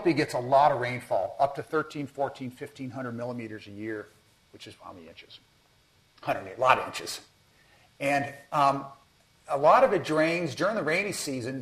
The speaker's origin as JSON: {"language": "English", "region": "Colorado", "country": "United States", "said": "I'm from Colorado."}